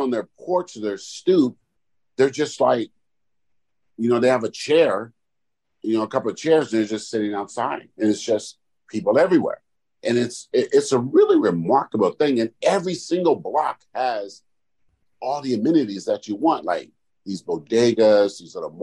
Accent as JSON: {"language": "English", "region": "California", "country": "United States", "said": "I'm from California."}